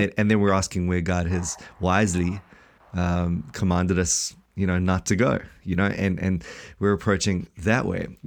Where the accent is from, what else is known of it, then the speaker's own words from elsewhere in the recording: South Africa; now in New Zealand; we're from South Africa